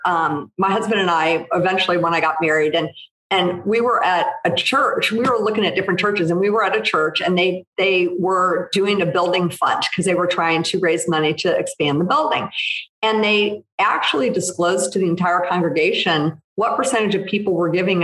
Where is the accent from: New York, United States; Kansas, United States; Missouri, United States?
Missouri, United States; St. Louis; I grew up in the Midwest in St. Louis